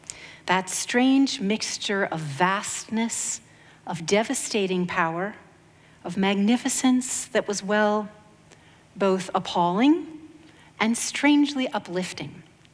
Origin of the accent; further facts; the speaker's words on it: Maine, United States; I grew up in Maine, or going to Maine in the summers.